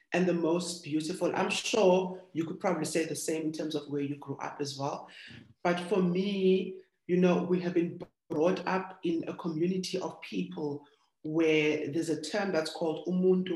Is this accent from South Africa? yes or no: yes; Cape Town, Western Cape, South Africa; I'm born in the township of Kokuletu, which means our pride